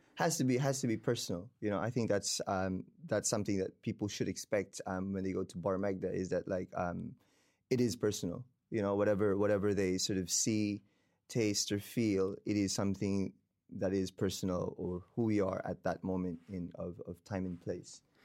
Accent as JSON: {"language": "English", "town": "Davao", "region": "Davao Region", "country": "Philippines", "tie": "born or raised there", "also_born_or_lived": "Queenstown, New Zealand / Wellington, New Zealand", "moved": "as an adult", "lives_now": "New Zealand", "said": "I was born and raised in the Philippines, in Davao, Mindanao, the bottom south, um, of the country"}